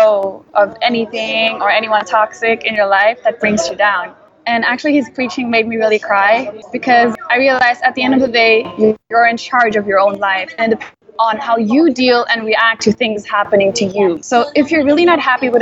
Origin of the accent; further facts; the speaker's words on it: Germany; also born or lived in Saudi Arabia / Hawaii; now in Philippines; I'm a Filipina German who was born in Saudi Arabia and raised in Germany